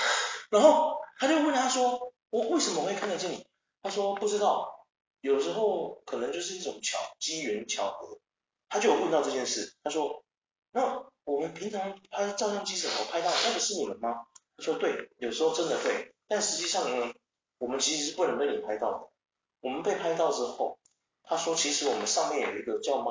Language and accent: Chinese; Taiwan; 像我们台湾人，